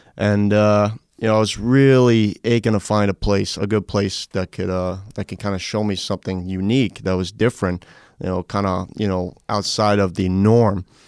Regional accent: New York, United States; moved away; I grew up in New York, uh, for most of my life.

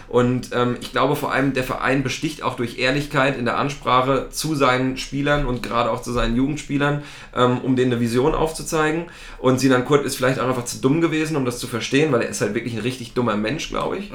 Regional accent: East Germany, Germany; ich komme aus dem Osten, ich hab's nicht so mit der englischen Sprache

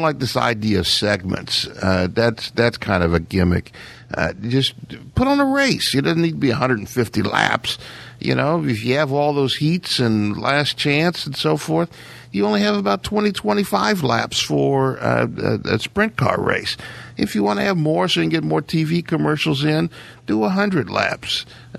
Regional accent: Ohio, United States; born or raised there; moved away

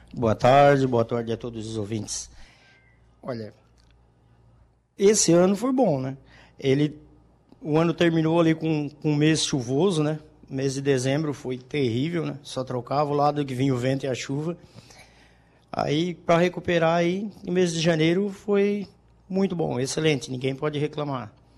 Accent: Maracajá, Santa Catarina, Brazil; also born or lived in Criciúma; now in Balneário Rincão, Brazil; eu sou natural de Maracajá, né? A gente vivia lá no sítio

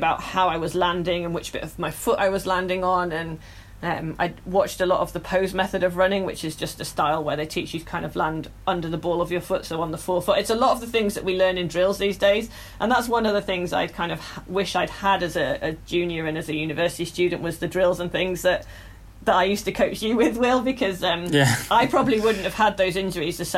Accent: the Northeast, North East England, United Kingdom; moved away; I'm obviously from the Northeast originally

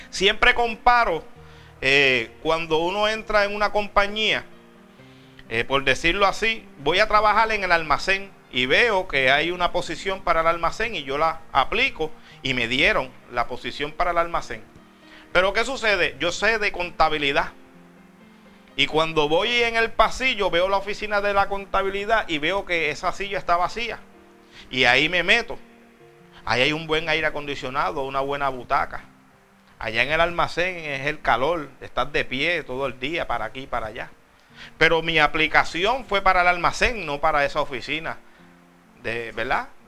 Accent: Puerto Rico; yo soy de Puerto Rico. Y de Puerto Rico aquí no es mucho y el pasaje no es millonario.

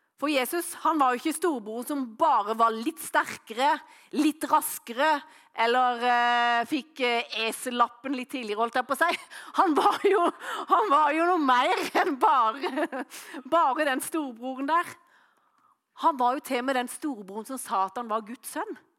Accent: Norway; hjemme på Løvjemås

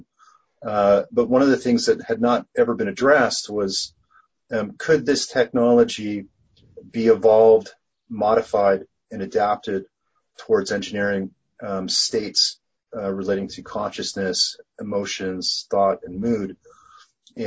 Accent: Canada; I'm Canadian

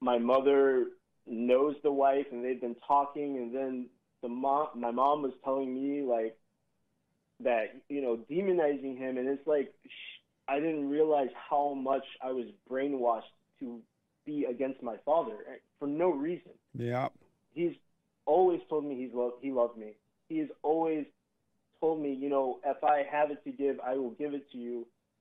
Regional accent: Southern California, United States; moved away as an adult; now in Hammond, Indiana, United States; I'm from Southern California

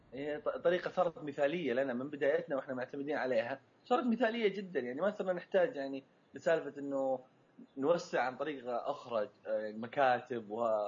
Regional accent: Saudi Arabia; احنا عندنا في السعوديه وفي الخليج

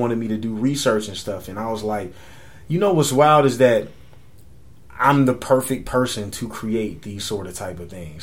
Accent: San Antonio, Texas, United States; moved away as an adult; now in New York, United States; my hometown

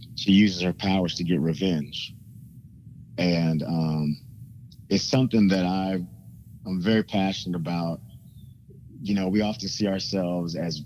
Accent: Kansas City, Missouri, United States; moved away; also born or lived in Washington, D.C. area; as a kid growing up in Kansas City

